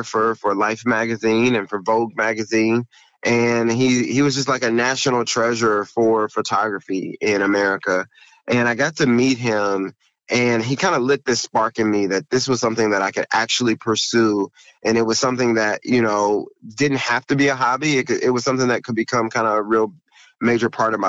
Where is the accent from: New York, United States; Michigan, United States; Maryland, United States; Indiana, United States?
Indiana, United States; Indianapolis; moved away as an adult; now in Cincinnati, United States; I am originally from Indianapolis, Indiana. My wife and I were both born in Indianapolis